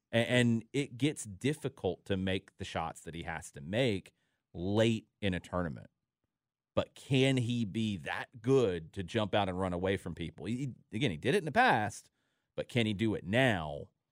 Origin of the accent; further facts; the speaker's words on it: Atlanta, Georgia, United States; when I was a kid, uh, I grew up in Atlanta